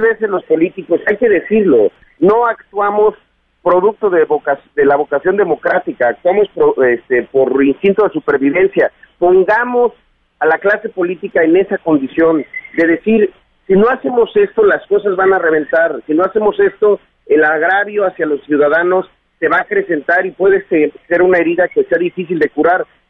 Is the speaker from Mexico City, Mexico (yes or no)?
no; Chiapas, Mexico; aquí en mi tierra